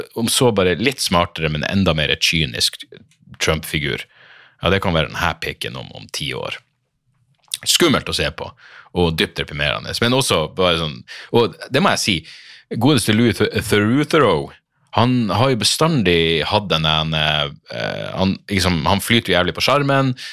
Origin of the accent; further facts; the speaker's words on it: Narvik, Nordland, Norway; moved away as an adult; hjembyen min, er jo fordi jeg vokste opp der. Jeg var tenåring i Narvik